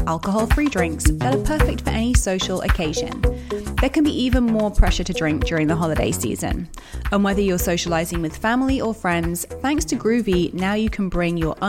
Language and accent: English; London, United Kingdom; also born or lived in Brooklyn, New York; now in New York, United States; I was born in Tottenham Court Road. I'm a Londoner through and through.